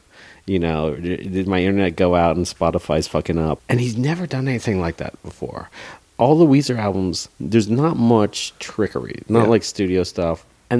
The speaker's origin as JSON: {"language": "English", "area": "Dallas-Fort Worth area", "region": "Texas", "country": "United States", "said": "Because I'm from Dallas-Fort Worth area"}